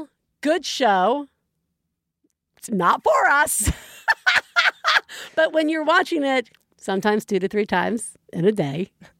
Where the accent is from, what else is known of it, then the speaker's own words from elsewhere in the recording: Alabama, United States; growing up in Alabama.